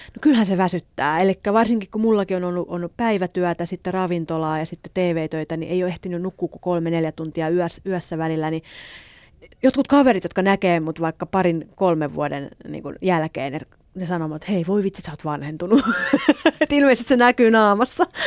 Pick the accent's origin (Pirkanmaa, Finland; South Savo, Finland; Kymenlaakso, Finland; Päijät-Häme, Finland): Kymenlaakso, Finland; Elimäki; moved away as an adult; now in Seoul, South Korea; kotosin Kymenlaaksosta Elimäeltä ja asun tällä hetkellä Etelä-Koreassa, Soulissa